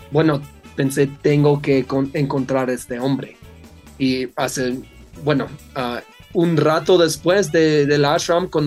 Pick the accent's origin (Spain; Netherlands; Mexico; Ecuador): Netherlands; Spanish is a second language; yo, yo soy de Holanda